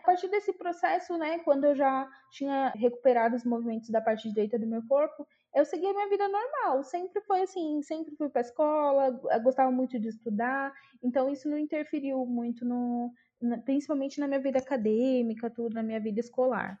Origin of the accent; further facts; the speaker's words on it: Itaquaquecetuba, São Paulo, Brazil; moved away as an adult; also born or lived in Ermelino Matarazzo, São Paulo; now in São Paulo, Brazil; eu sou nascida e criada em Itacoaxetuba, minha cidade aí do coração.